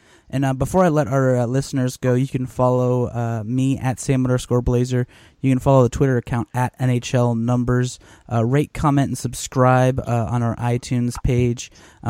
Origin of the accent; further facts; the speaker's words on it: Ohio, United States; people found out that I was from Ohio